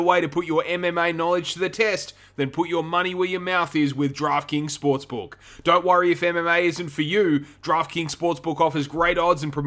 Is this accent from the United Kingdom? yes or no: no; Australia; as three Australian guys